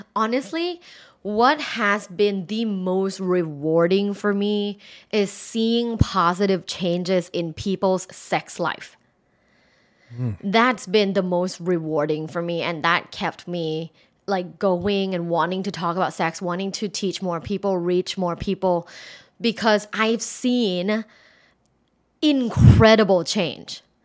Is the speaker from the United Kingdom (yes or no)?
no; Thailand; moved away as an adult; I'm originally from Thailand